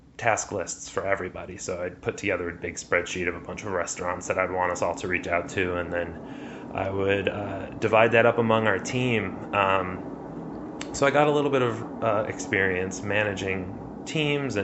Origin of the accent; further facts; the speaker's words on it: Chicago, Illinois, United States; Growing up in Chicago, I grew up on the northwest side of the city in Lincoln Square